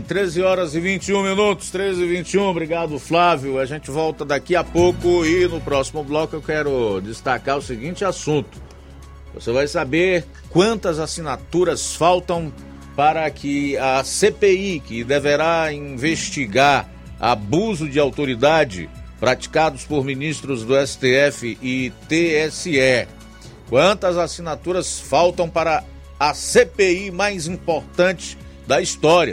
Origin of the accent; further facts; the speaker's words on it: Brazil; somos brasileiros